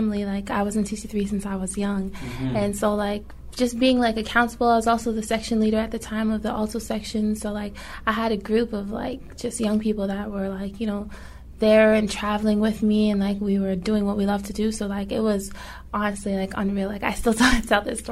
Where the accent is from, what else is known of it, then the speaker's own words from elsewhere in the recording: Toronto, Ontario, Canada; we were from Toronto